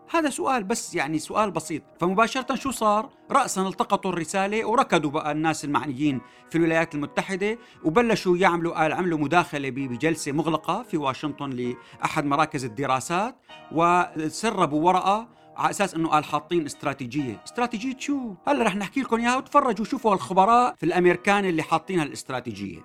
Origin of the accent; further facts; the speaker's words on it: Syria; نحن كسوريين